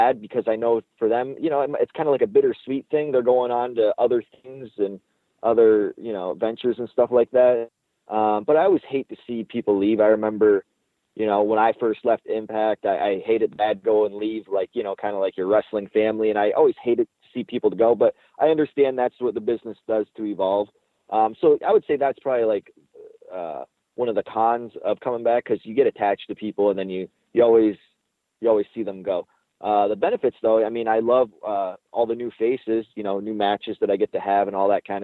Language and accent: English; Windsor, Ontario, Canada; Windsor, that's my hometown